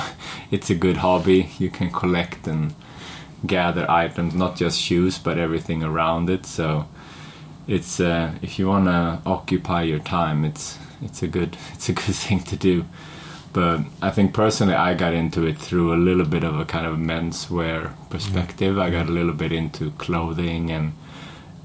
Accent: Stockholm, Stockholm County, Sweden; moved away as an adult; also born or lived in England; I wasn't really looking to leave Sweden or Stockholm. I was quite happy with my hometown

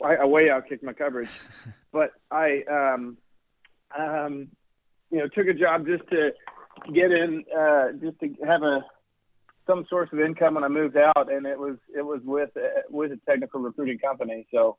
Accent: Chattanooga, Tennessee, United States; moved away as an adult; now in Los Angeles, United States; Originally born and raised in Chattanooga, Tennessee, the Nuga, if you will, and transplanted to the West Coast about 3 years ago. And have been in L.A., greater L.A. area during that time.

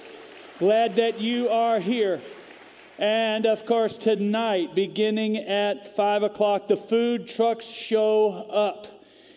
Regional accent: Vancouver, British Columbia, Canada; now in Texas, United States; I was actually born in Vancouver, British Columbia, Canada. So I'm a Canadian

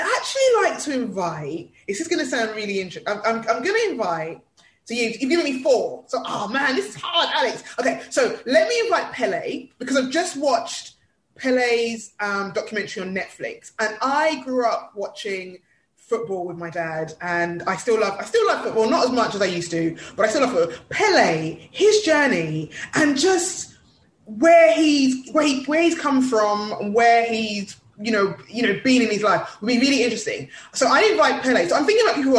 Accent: London, United Kingdom; I was born in Hackney, East London. So I think that's where I get my hustle. It's a mixture between the Hackney and the Nigerian

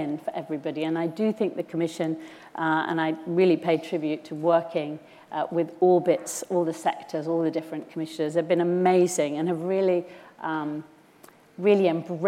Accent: Cumbria, North West England, United Kingdom; I'm from Cumbria, so of course I've got a thing about the rural communities

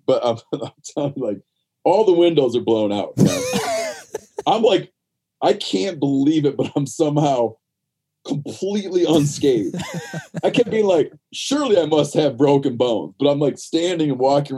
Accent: west side of Michigan, United States; I grew up in Michigan, the west shore of the west side of Michigan, the lake effect snow strip

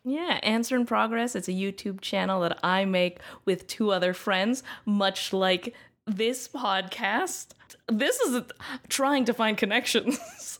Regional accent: Canada; being a Canadian.

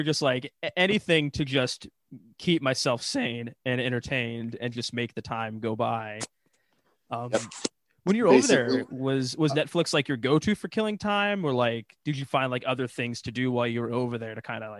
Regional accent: United States; as an American

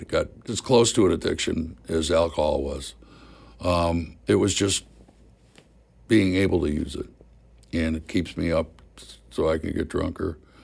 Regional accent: Missouri, United States; moved away as an adult; also born or lived in New York; I'm a hick from Missouri

